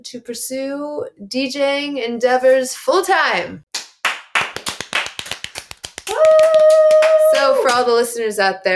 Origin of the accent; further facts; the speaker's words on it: Florida, United States; moved away as an adult; now in New York City, United States; I'm from Florida